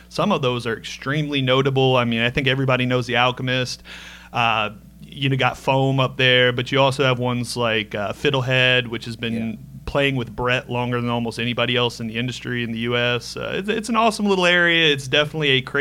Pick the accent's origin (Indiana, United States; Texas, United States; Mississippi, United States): Indiana, United States; I'm from Indiana